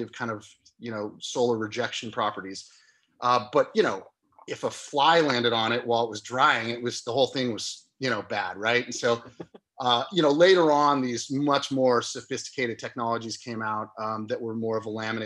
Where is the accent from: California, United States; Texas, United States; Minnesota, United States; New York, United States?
California, United States; Santa Cruz; I grew up here in Santa Cruz